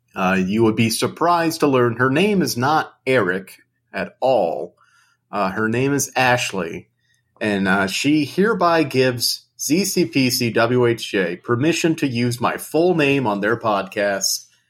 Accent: United Kingdom; I'm British, so I say program.

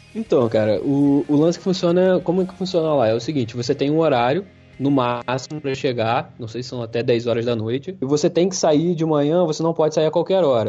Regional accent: Brazil

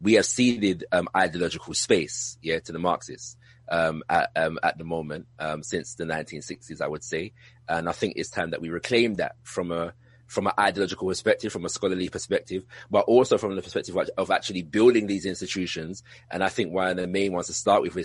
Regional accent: United Kingdom; if you couldn't tell from my accent, I'm from the UK.

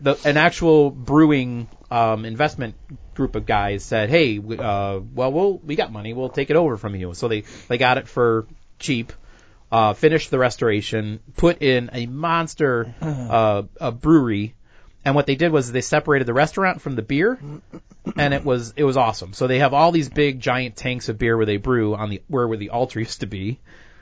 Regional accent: Illinois, United States; I'm from Illinois

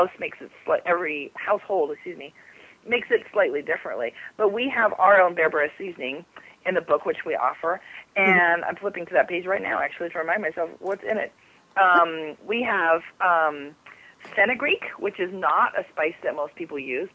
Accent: Southern California, United States; moved away; I grew up in Southern California where there was nothing but dirt

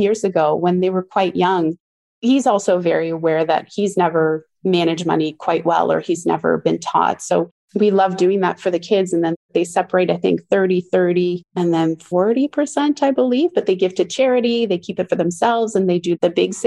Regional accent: Ontario, Canada; I was born in Ontario, Canada, in a French-Canadian family.

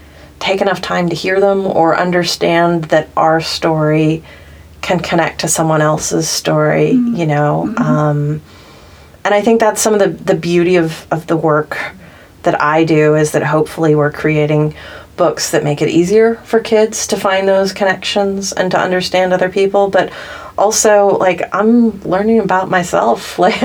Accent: the South, United States; I grew up in the South, but I live in the East Coast, and I've always felt this tension between the two

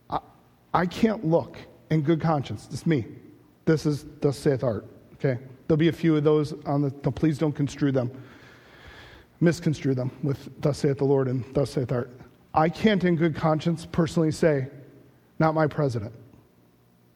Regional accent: United States; I have Nebuchadnezzar's pride as an American

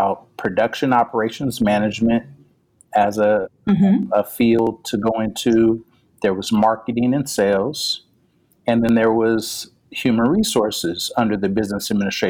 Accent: Pasadena, California, United States; I'm from Pasadena, California, home of the Roses

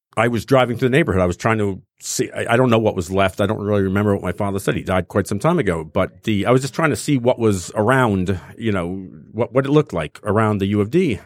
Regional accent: New Jersey, United States; now in Detroit, United States; I grew up in North Jersey

